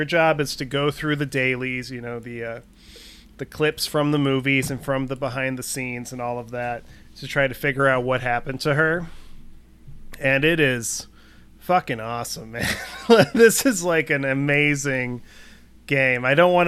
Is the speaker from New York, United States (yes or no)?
no; Northbrook, Illinois, United States; I live in Northbrook, Illinois, or I grew up in Northbrook, Illinois, and that's where John Hughes is from.